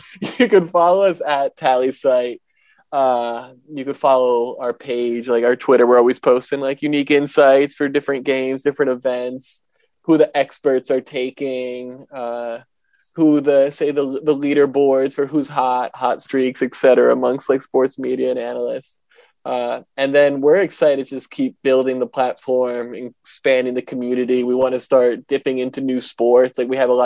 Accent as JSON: {"language": "English", "region": "New Jersey", "country": "United States", "accent": "New Jersey", "said": "with my New Jersey accent"}